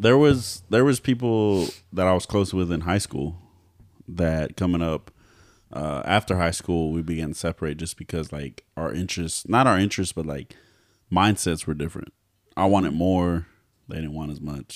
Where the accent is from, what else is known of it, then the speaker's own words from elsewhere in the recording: Texas, United States; I'm not from here. Like, I'm from Texas